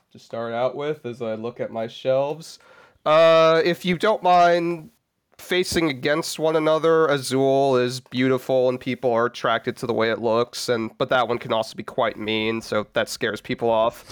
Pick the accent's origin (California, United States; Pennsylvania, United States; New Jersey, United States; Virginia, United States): California, United States; Southern; I come from SoCal